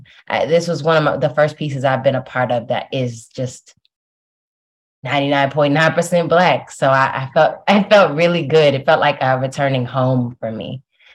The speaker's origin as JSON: {"language": "English", "town": "Detroit", "region": "Michigan", "country": "United States", "tie": "born or raised there", "also_born_or_lived": "New Haven", "moved": "yes", "said": "growing up in Detroit, growing up in a city that at the time was like 99.9% Black, like a very, very Black city to grow up"}